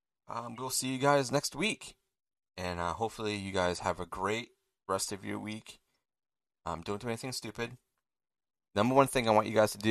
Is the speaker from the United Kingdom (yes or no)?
yes; England, United Kingdom; You know, we watch, obviously we're English, and who knows, maybe you guys are from a different country.